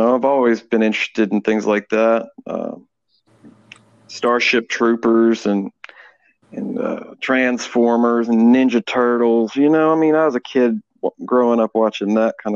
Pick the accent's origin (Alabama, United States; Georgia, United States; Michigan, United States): Alabama, United States; I'm from Alabama